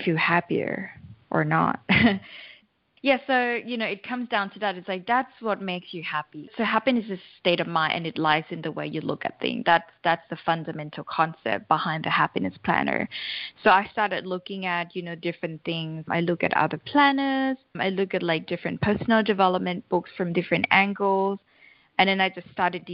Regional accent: Thailand; I'm originally from Thailand

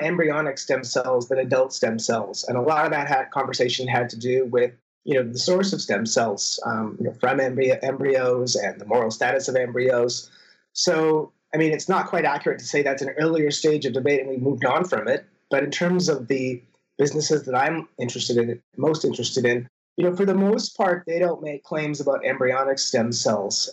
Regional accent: Canada; moved away as an adult; now in Minnesota, United States; I'm a Canadian citizen

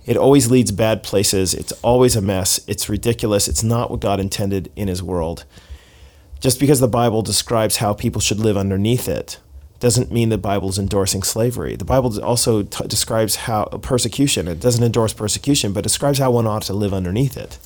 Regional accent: Seattle, Washington, United States; My hometown is Seattle

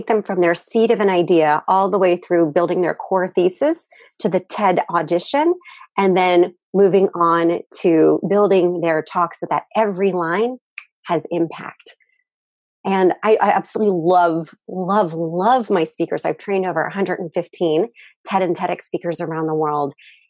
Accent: United States; moved away as an adult; now in Japan; I'm originally American, but I've lived in Japan for half my life.

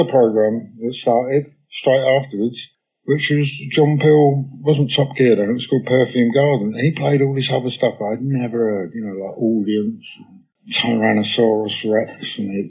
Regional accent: London, United Kingdom; where I was brought up in London, It was a place called Kensal Green

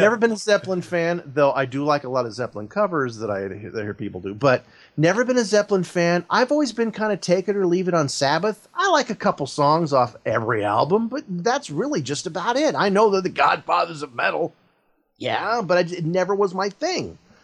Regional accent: Oakland, California, United States; I was born in Oakland, raised in the San Francisco Bay Area

